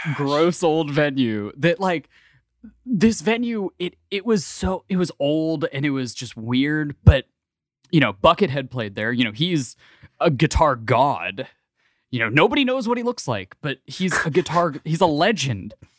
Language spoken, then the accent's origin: English; Ohio, United States; I grew up in Ohio, so I grew up in the Midwest